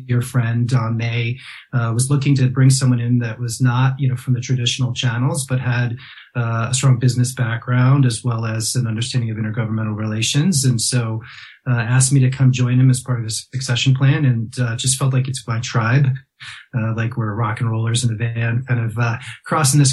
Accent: New York, United States; moved away; I grew up in New York

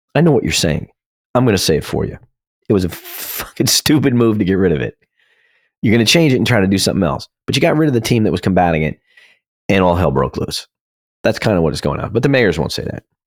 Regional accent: New Jersey, United States; my home state of New Jersey

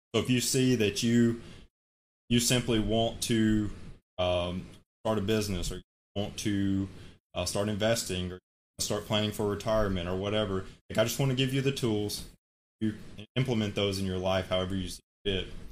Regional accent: Alabama, United States; moved away as an adult; now in Hawaii, United States; I'm from Alabama, currently living in, in Hawaii, work out here

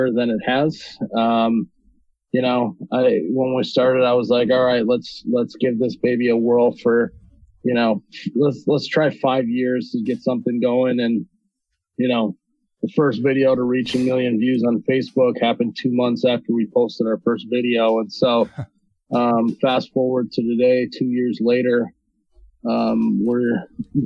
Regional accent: Fargo, North Dakota, United States; I'm from Fargo. I'm born and raised in Fargo, North Dakota

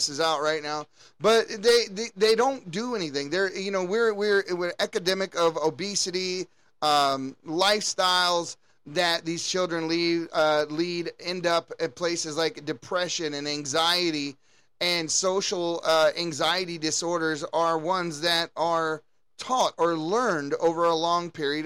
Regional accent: United States; everything that we knew growing up in the United States

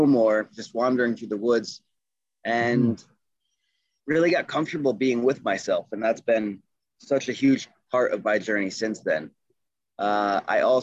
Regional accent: Adirondack Mountains, upstate New York, United States; moved away as an adult; also born or lived in Duino, Italy; now in Nederland, Colorado, United States; I was born just outside of New York City, but I didn't have any meaningful experiences there as a kid. We moved when I was about 2 years old to the Adirondack Mountains. That's in upstate New York.

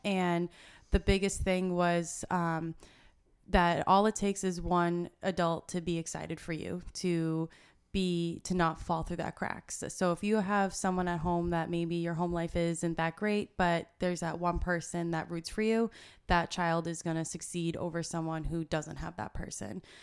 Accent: Shrewsbury, Massachusetts, United States; also born or lived in Bridgewater, Massachusetts / Merrimack Valley, Massachusetts; I grew up in Shrewsbury, Mass, uh, which is right next to Worcester

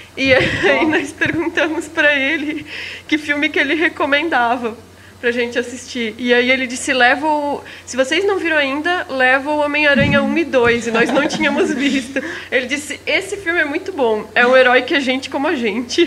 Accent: Blumenau, Santa Catarina, Brazil; minha cidade está passando no filme

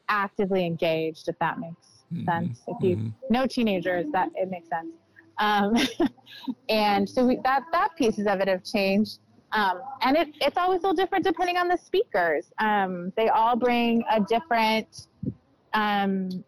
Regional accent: Elk Grove, California, United States; I grew up in Elk Grove, and it looks very different than it did when I was there as a kid.

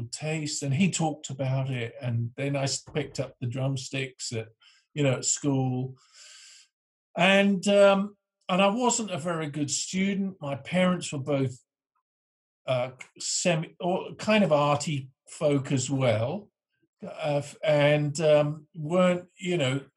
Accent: Northamptonshire, East Midlands, United Kingdom; I grew up in the Northamptonshire, left school at 16, joined the band

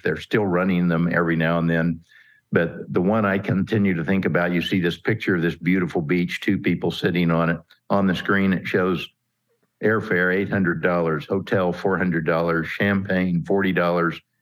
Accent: Kansas, United States; I'm a Kansas farm kid, grew up in a town of about four thousand folks.

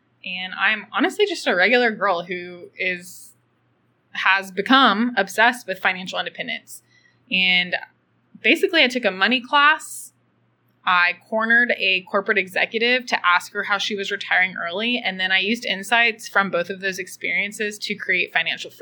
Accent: Austin, Texas, United States; I'm originally from Austin, Texas, and I grew up in middle-class America.

